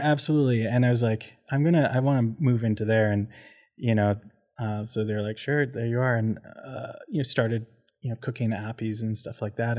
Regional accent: Port Coquitlam, British Columbia, Canada; also born or lived in Abbotsford; now in Calgary, Canada; we hopped over to Porcoquitlam. So that's where I did a lot of my growing up as a youth

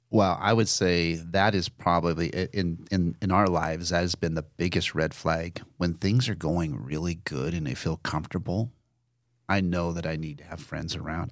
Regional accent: Nebraska, United States; I had never been outside of a contiguous state of Nebraska

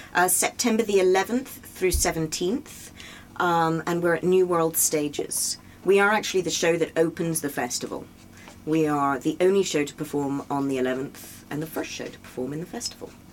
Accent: England, United Kingdom; now in New York, United States; I'm English

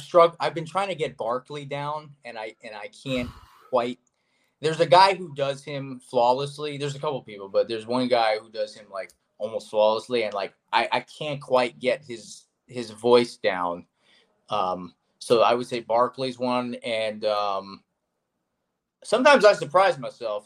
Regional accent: South Florida, United States; growing up in South Florida, which is where I am now and where I'm from

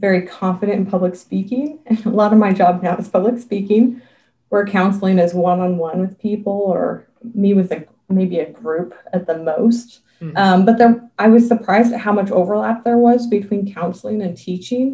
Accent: Western Montana, United States; moved away as an adult; also born or lived in Joplin, Missouri; now in Idaho, United States; I was born and raised in Western Montana, in a very small town as a preacher's kid.

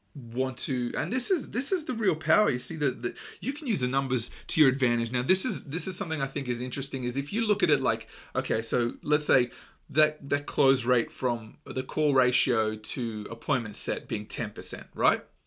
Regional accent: Australia; growing up in Australia, most children, um, at some point play a weekend sport, uh, or play through their school, it's just a really big part of our culture

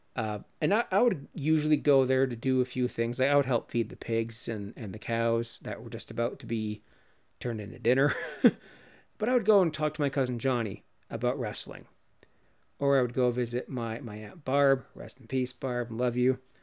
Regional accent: Cannington, Ontario, Canada; my hometown of Cannington, Ontario, Canada

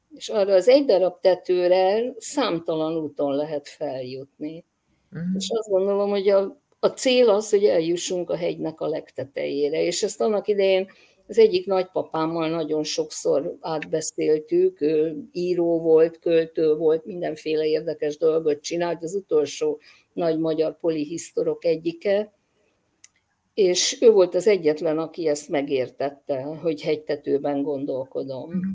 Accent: Hungary; én 56-ban születtem, amikor gyakorlatilag minden vallás valamilyen szinten ignorálva volt Magyarországon

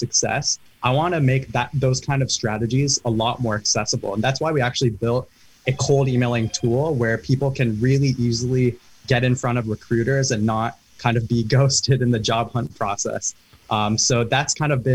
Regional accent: Herndon, Virginia, United States; both Sana and I are from Northern Virginia, from Herndon

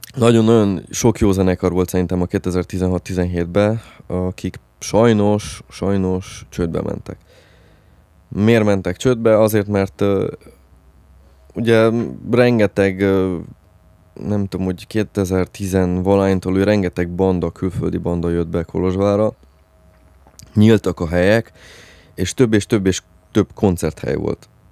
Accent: Transylvania, Romania; Nálunk Erdélybe

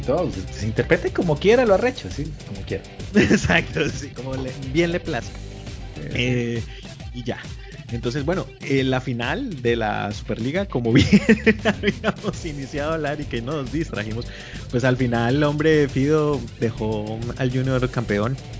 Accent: Colombia

